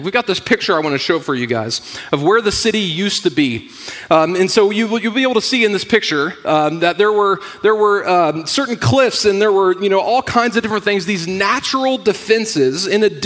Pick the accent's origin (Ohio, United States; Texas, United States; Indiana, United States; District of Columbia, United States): Indiana, United States; moved away; I'm from Indiana